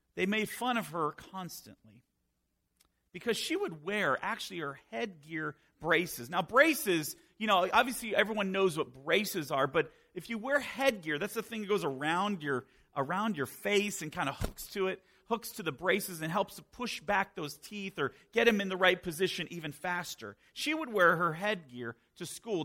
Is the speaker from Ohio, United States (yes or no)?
no; Northern Virginia, United States; moved away as an adult; also born or lived in Florida / Minnesota / Maryland; now in Pennsylvania, United States; I was born and raised in Virginia, Northern Virginia